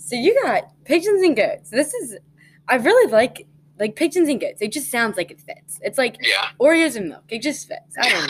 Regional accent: Lancaster, Pennsylvania, United States; also born or lived in New Holland, Pennsylvania; I'm from Lancaster. I live in New Holland, which is like 15 minutes away from Lancaster.

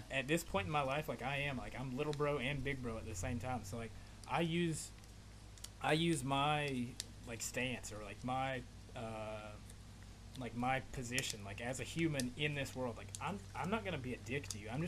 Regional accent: Appalachia, United States; I'm like an Appalachian American, bro. I was raised in the Appalachian Mountains, where, in a way, like my way of life, like growing up, it was a little bit slower than like like I'm in Florida now

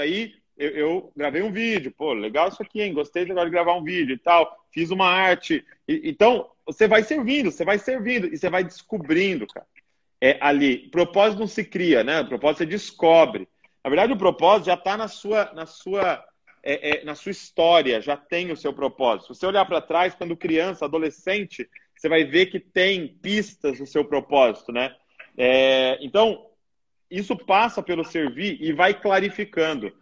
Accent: Brazil; nós, como brasileiros

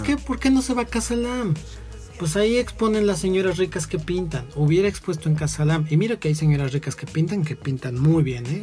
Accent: Mexico City, Mexico; quienes somos de la Ciudad de México

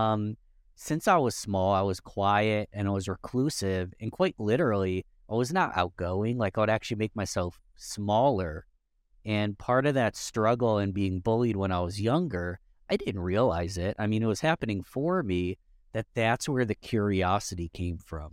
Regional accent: Rochester, New York, United States; Rochester, New York, that's my hometown

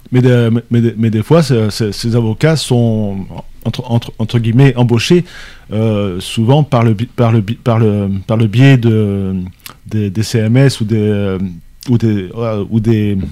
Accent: France; pour nous Français

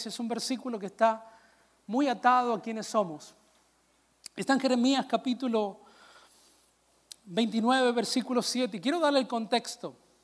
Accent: Peru; Yo vengo de Perú y en Perú las iglesias son más ungidas

